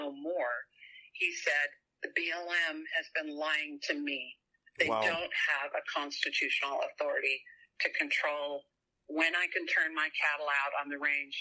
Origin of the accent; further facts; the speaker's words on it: Southern California, United States; now in Utah, United States; I grew up in Southern California, for heaven's sake, so I'm not a country girl by birth